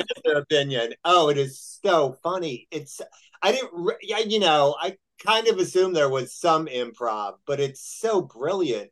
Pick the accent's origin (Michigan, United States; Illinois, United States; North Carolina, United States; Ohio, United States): Illinois, United States; Chicago; moved away; also born or lived in Texas; I'm from Chicago